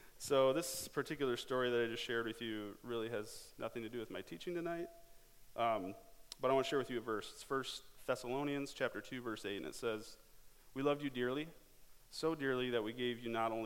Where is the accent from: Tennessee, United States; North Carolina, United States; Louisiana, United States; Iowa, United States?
Iowa, United States; Cedar Falls; I grew up here in Cedar Falls, graduated from Cedar Falls High School